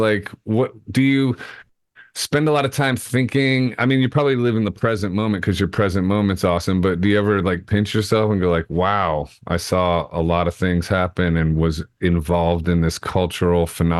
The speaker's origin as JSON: {"language": "English", "town": "Akron", "region": "Ohio", "country": "United States", "tie": "born or raised there", "also_born_or_lived": "New York", "moved": "as an adult", "lives_now": "Arizona, United States", "said": "am in Arizona, where it's always 75 degrees and it's, until it's 145 degrees, but I grew up in Ohio. I am from Akron, Ohio. I was born and raised 0 to 18, and then I spent 25 long, grueling years in New York, so I know winter."}